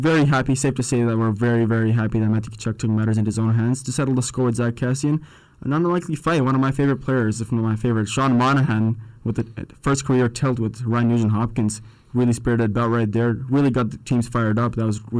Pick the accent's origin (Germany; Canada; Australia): Canada; as a Canadian.